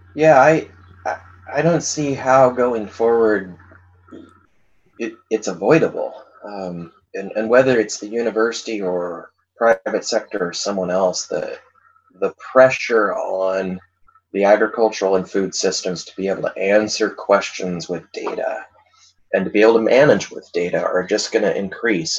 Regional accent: Othello, Washington, United States; So I grew up in Eastern Washington. I grew up in a little town called Othello

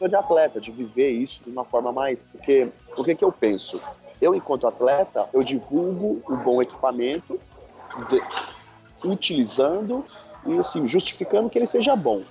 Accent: São Paulo, Brazil; sou de São Paulo

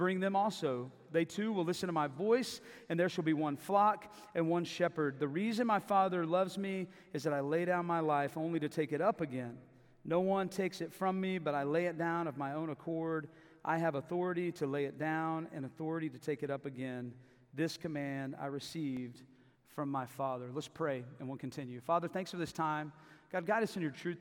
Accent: Davis, Oklahoma, United States; also born or lived in Tulsa, Oklahoma / Mexico City, Mexico; I grew up in Davis, Oklahoma, just down the hill.

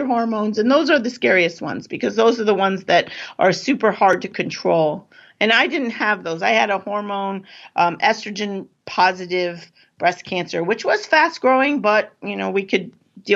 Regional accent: California, United States; moved away as an adult; now in East Coast, United States; I grew up in California

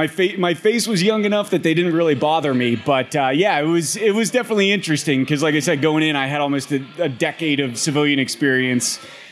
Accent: Pittsburgh, Pennsylvania, United States; moved away as an adult; also born or lived in Norfolk, Virginia / Washington, District of Columbia, United States; Born and raised in Pittsburgh, actually Dormont, South Hills, so pretty close to here.

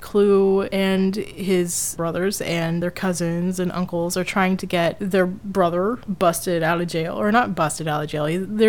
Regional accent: the South, United States; I grew up in the South where we're taught the Civil War like crazy.

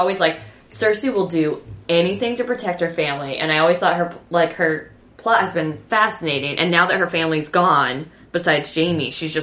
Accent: Midwest, United States; I'm from the Midwest. That's how we say it out there.

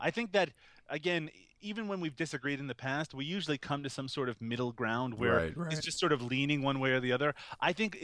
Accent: Canada; because I'm Canadian, my pronunciation is a little off sometimes

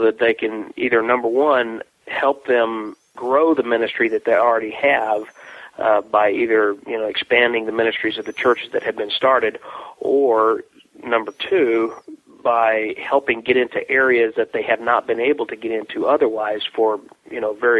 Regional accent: Mexico; other than the fact that I grew up in Mexico. My parents are missionaries. They moved to Mexico when I was about 1.5 years old.

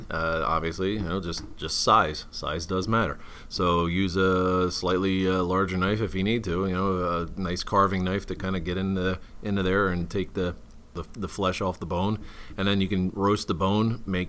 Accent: East Coast, United States; I came from the East Coast, but nah, I don't want that.

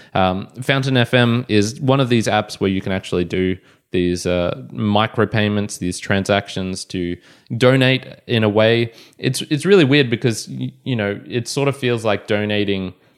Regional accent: Australia; I was born in Australia

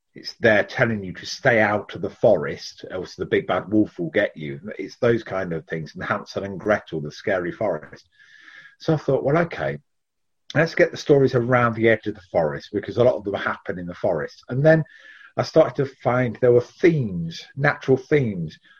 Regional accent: Leicestershire, East Midlands, United Kingdom; I live in Leicestershire, born and bred in Leicestershire

